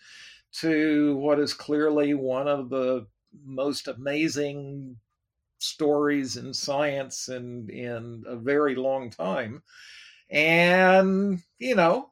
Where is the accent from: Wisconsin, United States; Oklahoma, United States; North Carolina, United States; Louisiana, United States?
Oklahoma, United States; Oklahoma City; moved away; I was raised in Oklahoma, Oklahoma City